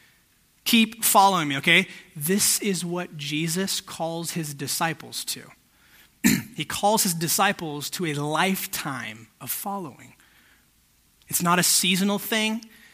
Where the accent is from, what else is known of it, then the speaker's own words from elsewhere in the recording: Wildomar, California, United States; moved away as an adult; now in San Diego, United States; I grew up in Wildomar. My parents, we moved out here when there was nothing.